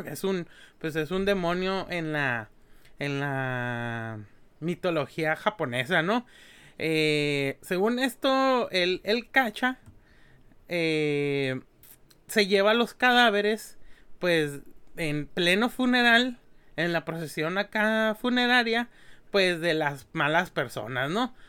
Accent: Mexico; somos mexicanos

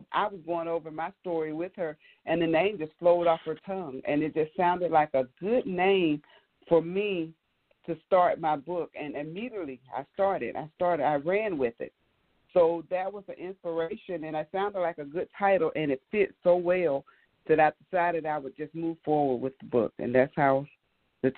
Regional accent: Birmingham, Alabama, United States; now in Lithonia, United States; I'm from Birmingham, Alabama, but right now I'm living in Lithonia, Georgia

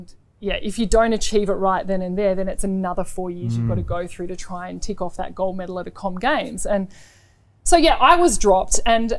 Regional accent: Australia; I think as a diamond, as an Australian netballer

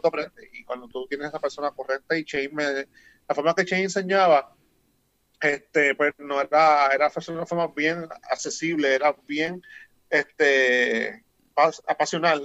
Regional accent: Humacao, Puerto Rico; moved away as an adult; now in United States; yo soy nacido y criado en Macao

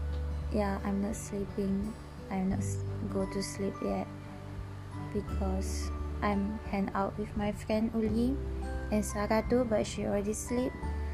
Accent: Malaysia; I'm from Malaysia. So now it's 2:57 a.m.

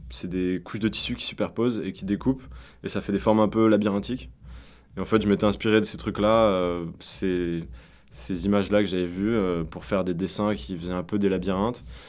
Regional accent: Auvergne-Rhône-Alpes, France; moved away; also born or lived in Lyon; on vient d'Auvergne et on vient d'une petite ville enfin plus ou moins

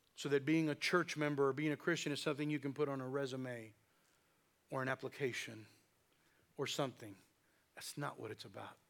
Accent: the Valley, South Texas, United States; we're from the South Texas and we're from the Valley, so that's English and Spanish

